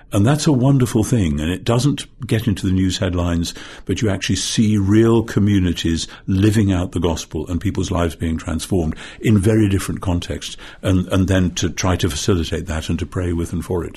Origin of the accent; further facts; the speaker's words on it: Northumberland, North East England, United Kingdom; I come from Northumberland, which is the most, uh, northeasterly of the English counties